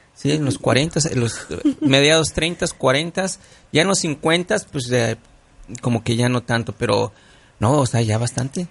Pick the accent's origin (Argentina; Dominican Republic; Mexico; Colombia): Mexico; now in United States; yo soy mexicano